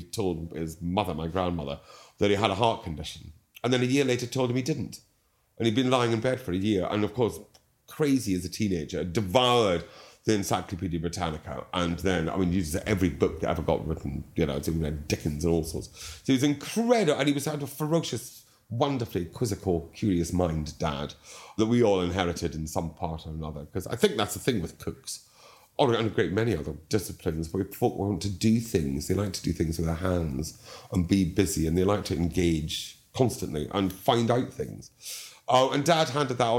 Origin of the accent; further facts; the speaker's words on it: Dundee, Scotland, United Kingdom; now in London, United Kingdom; I was born in St Mary's in Dundee. Yeah. And then when I was one, I'm the youngest of three boys, Dad bought a plot of land just outside Dundee